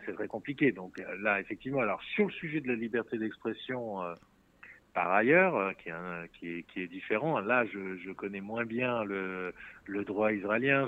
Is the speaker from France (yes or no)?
yes; France